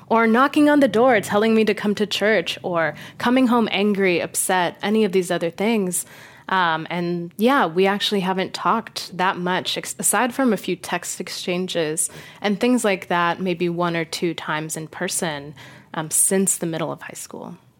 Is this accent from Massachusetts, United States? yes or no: no; Las Vegas, Nevada, United States; I grew up in Las Vegas